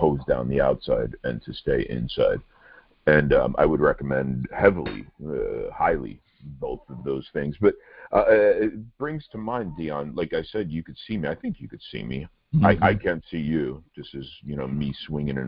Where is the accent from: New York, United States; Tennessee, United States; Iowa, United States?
New York, United States; New York City; Growing up in Brooklyn